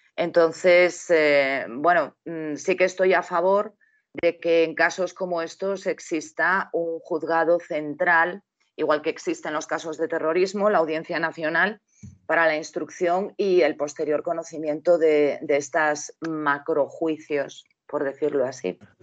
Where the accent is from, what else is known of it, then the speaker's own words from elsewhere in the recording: Spain; somos todos los españoles